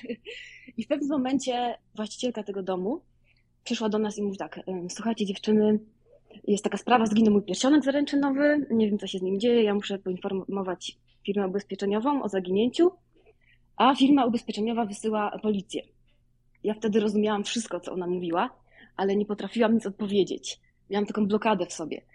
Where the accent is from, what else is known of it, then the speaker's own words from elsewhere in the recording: Wołomin, Masovian Voivodeship, Poland; moved away as an adult; now in Chicago, United States; Ja pochodzę z Wołomina pod Warszawą.